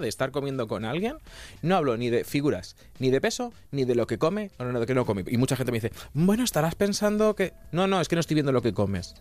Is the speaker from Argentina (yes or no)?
no; Toledo, Castilla-La Mancha, Spain; yo soy de Castilla-La Mancha